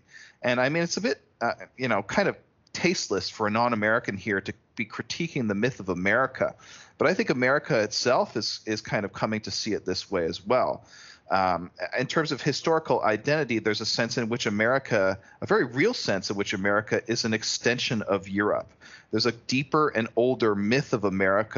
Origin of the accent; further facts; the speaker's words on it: Canada; as a Canadian myself